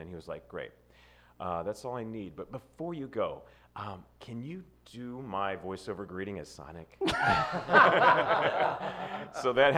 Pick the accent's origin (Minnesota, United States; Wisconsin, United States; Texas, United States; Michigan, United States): Michigan, United States; right outside of Detroit; moved away; also born or lived in Ohio / New York; I was born in Ohio, but I was raised right outside of Detroit, Michigan